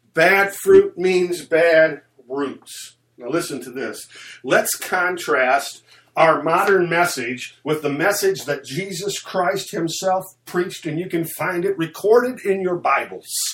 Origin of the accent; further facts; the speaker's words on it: United States; as American believers